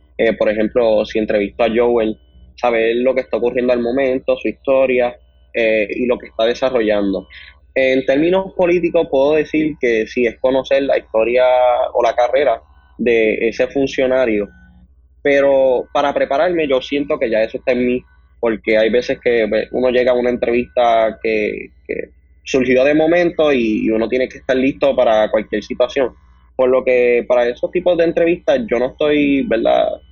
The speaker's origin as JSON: {"language": "Spanish", "town": "Ponce", "country": "Puerto Rico", "said": "actualmente tengo 19 años y soy del pueblo de Ponce"}